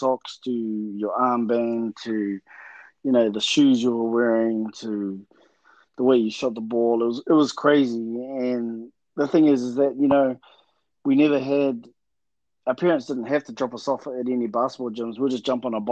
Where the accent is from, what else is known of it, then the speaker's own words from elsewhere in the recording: Hastings, Hawke's Bay, New Zealand; I'm actually from Korongata or Bridgepa, Hastings, and resided in Hastings growing up